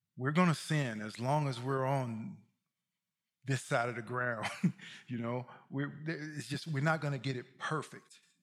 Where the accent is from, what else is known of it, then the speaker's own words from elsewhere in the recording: Mississippi, United States; I'm from Mississippi